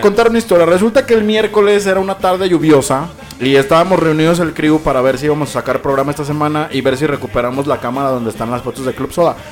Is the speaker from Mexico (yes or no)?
yes; Mexico; nos identifica como mejinacos, mexicanos